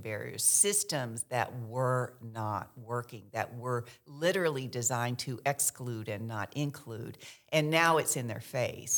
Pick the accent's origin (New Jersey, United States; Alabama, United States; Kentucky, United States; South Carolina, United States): Kentucky, United States; first language American Sign Language; English is a second language; moved away as an adult; also born or lived in San Francisco; I w, was raised in Kentucky, um, by a deaf mother, single mother.